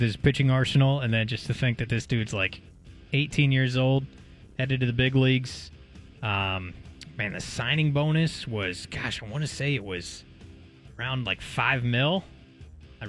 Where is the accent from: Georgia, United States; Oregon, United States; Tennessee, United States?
Oregon, United States; McMinnville; I'm from Mac, so I grew up going to a lot of Linfield baseball